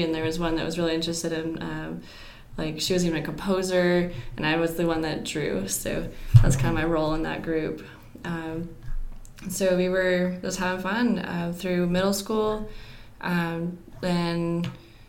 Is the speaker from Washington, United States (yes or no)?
yes; Western Washington, United States; born or raised there; moved away as an adult; also born or lived in Louisiana; now in Augusta, United States